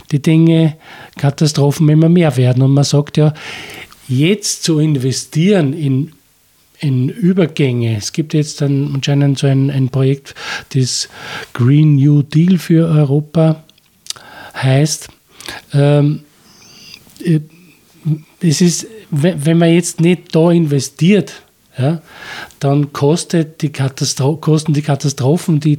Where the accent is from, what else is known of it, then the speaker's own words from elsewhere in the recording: Upper Austria, Austria; oder auch bei uns im Mühlviertel und in Österreich.